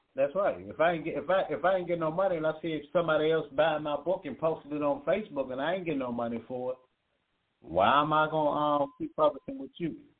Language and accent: English; Virginia, United States; all my people from my hometown in Virginia